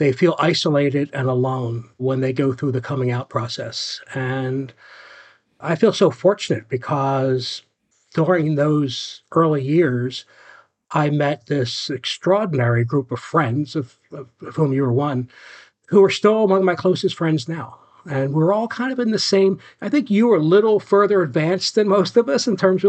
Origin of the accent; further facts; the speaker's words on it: outside of Philadelphia, Pennsylvania, United States; now in Florida, United States; I grew up outside of Philadelphia in a working class Irish Catholic community and family.